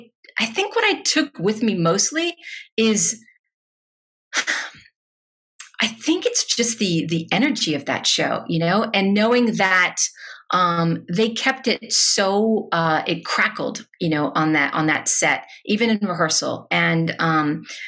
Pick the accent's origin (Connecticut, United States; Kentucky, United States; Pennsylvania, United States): Kentucky, United States; Louisville; moved away; I am from Louisville